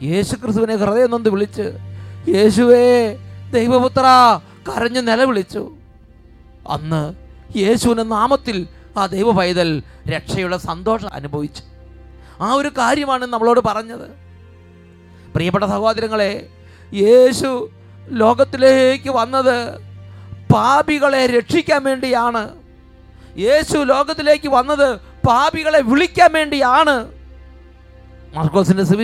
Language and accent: Malayalam; Poomala, Kerala, India; ഞാൻ തൃശ്ശൂർ അതിരൂപത പൂമല ഇടവകയിൽ നിന്നും വരുന്നു